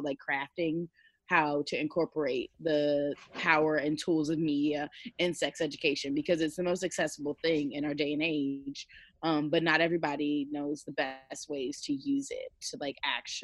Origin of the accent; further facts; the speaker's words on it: Maryland, United States; moved away as an adult; also born or lived in Washington, D.C. / Virginia; Originally, I was born in D.C., grew up in Maryland, and then I went to college in Virginia